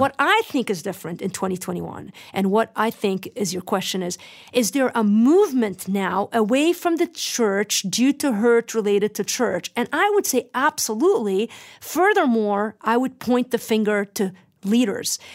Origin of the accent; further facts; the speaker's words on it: Lebanon; moved away; remember growing up in Lebanon